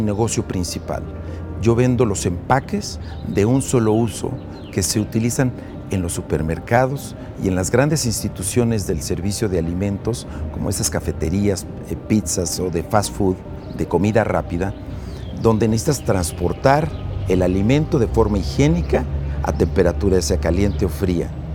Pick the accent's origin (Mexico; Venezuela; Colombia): Mexico; Nosotros como mexicanos